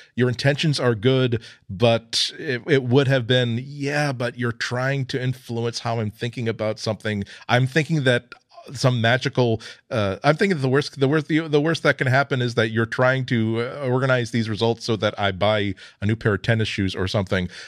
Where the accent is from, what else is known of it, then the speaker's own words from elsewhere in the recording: United States; I'm American